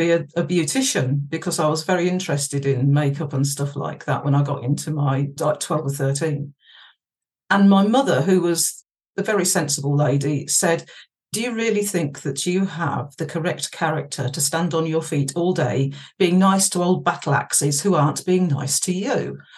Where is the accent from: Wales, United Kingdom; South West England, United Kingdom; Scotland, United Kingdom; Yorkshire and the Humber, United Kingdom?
Yorkshire and the Humber, United Kingdom; we moved from Worcestershire up to Yorkshire. Oh, nice. My ends. Oh yeah, yeah, I've been been a, a Yorkshire import since 1982.